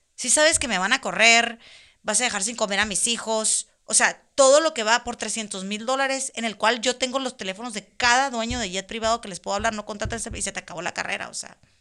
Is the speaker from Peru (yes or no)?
no; Mexicali, Baja California, Mexico; moved away as an adult; now in Montreal, Canada; soy de Mexicali, pero vivo en Montreal, vivo en Canadá